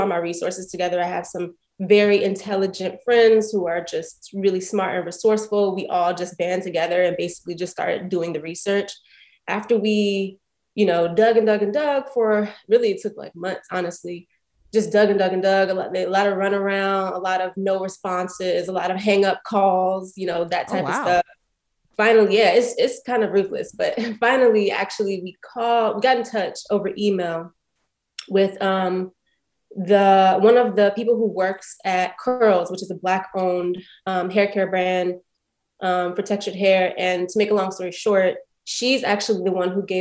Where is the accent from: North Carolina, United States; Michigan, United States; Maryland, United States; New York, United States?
Maryland, United States; Prince George's County; moved away; also born or lived in Brooklyn; I grew up in Prince George's County, Maryland